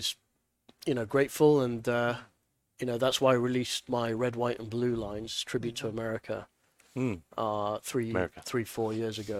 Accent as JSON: {"language": "English", "country": "United Kingdom", "tie": "born or raised there", "also_born_or_lived": "Nicaragua / Hong Kong", "moved": "as an adult", "lives_now": "United States", "said": "I was born in the UK"}